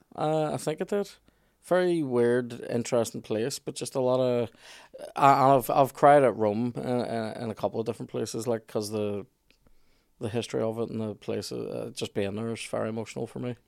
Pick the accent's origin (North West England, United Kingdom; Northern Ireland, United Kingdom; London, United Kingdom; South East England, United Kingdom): Northern Ireland, United Kingdom; Belfast; I'm from Black's Road